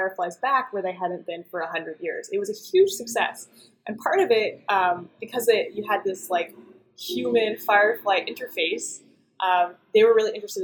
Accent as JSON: {"language": "English", "region": "Idaho", "country": "United States", "tie": "born or raised there", "also_born_or_lived": "Boston", "moved": "as an adult", "said": "I grew up in Idaho"}